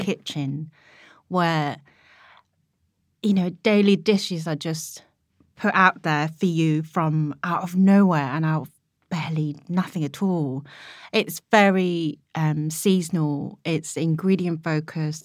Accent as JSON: {"language": "English", "country": "South Korea", "moved": "yes", "lives_now": "United Kingdom", "said": "what made me Korean at that point and how I was going to be able to offer her that other half of Koreanness"}